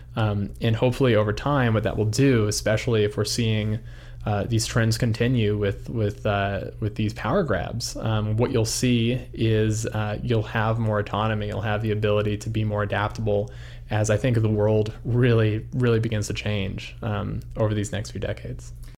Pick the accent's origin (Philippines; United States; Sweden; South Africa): United States; Albuquerque, New Mexico; moved away as an adult; also born or lived in Los Angeles; now in Idaho, United States; I grew up in Albuquerque, New Mexico